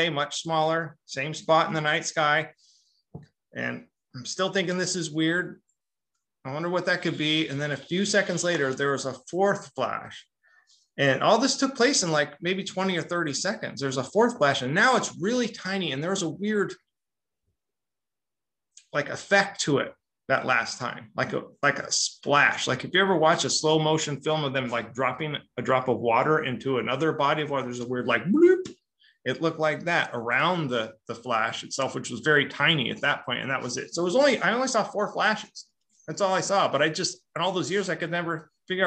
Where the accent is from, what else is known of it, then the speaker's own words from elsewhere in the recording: Long Beach, California, United States; I'm from Long Beach, where there's anytime you look up, there's like three helicopters